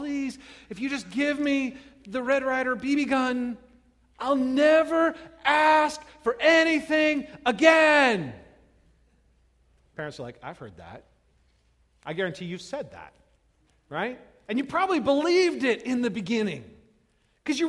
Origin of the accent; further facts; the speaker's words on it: California, United States; moved away as an adult; now in Midwest, United States; I grew up in California, where we had the ocean.